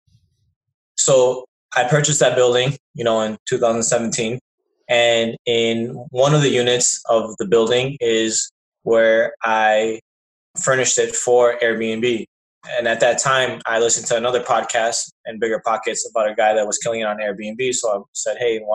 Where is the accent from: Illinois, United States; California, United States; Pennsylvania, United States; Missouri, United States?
Illinois, United States; Chicago; I was raised here in Chicago all my life